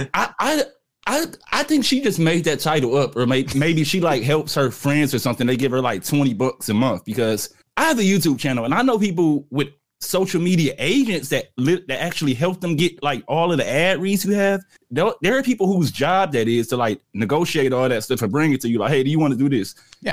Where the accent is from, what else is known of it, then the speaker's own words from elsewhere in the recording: Midwest, United States; I'm from the Midwest